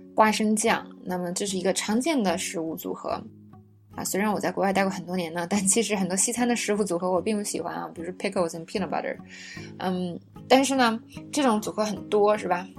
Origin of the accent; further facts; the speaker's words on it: China; 我们中国人